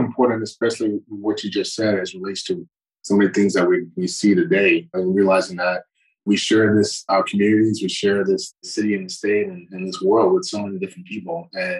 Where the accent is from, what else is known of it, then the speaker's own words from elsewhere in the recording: Morristown, New Jersey, United States; born there; Yeah, I was born in Morristown, New Jersey. And I say that I was raised in a lot of different places